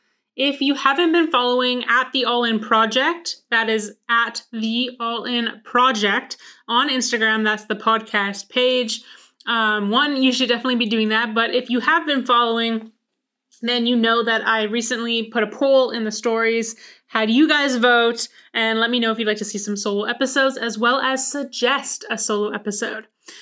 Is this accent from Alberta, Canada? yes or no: no; Vancouver, British Columbia, Canada; born there; I was born in Vancouver, British Columbia. So that is actually where there are large mountains.